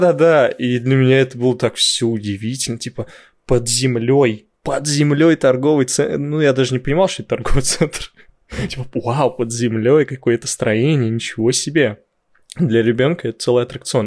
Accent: Dzerzhinsky, Moscow Oblast, Russia; born or raised there

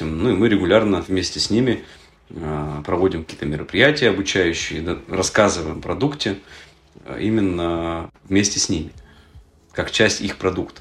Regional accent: Yekaterinburg, Sverdlovsk Oblast, Russia; Мы сами из Екатеринбурга

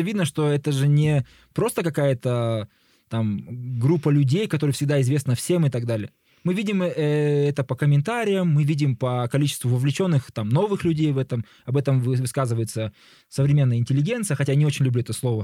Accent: Kazakhstan

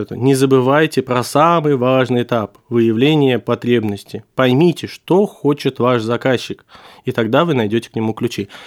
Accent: Tashkent, Uzbekistan; born there; Ну, я родился в Ташкенте и вот готовился уже подавать туда документы.

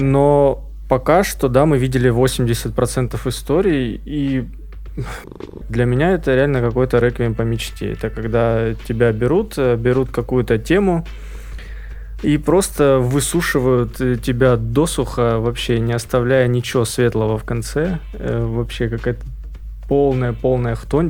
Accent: Krasnodar Krai, Russia; я же рос на Кубани

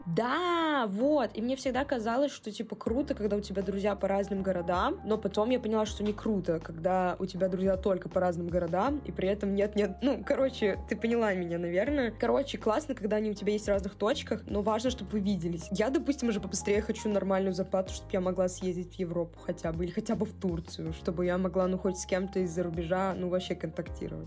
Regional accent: Cherepovets, Vologda Oblast, Russia; now in Saint Petersburg, Russia; когда уехала из Череповца, первое время я общалась с череповецкими ребятами, просто те, кто поехал со мной в Питер

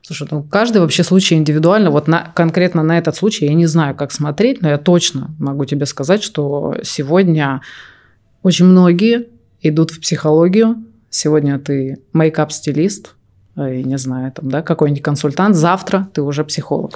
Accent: Omsk, Omsk Oblast, Russia; Я из Сибири, из Омска.

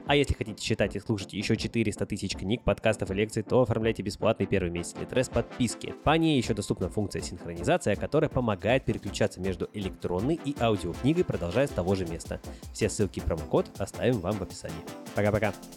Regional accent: Sayansk, Irkutsk Oblast, Russia; moved away; also born or lived in Spain; я родился в Сибири, в городе Саянске, Иркутская область, и да, я настоящий сибиряк

